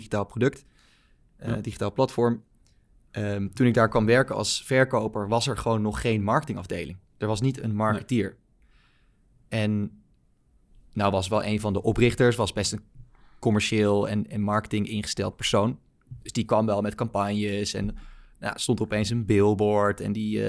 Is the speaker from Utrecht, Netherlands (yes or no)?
yes; Baarn, Utrecht, Netherlands; moved away as an adult; now in Amsterdam, Netherlands; Ik ben opgegroeid in Baarn, klein dorpje, provincie Utrecht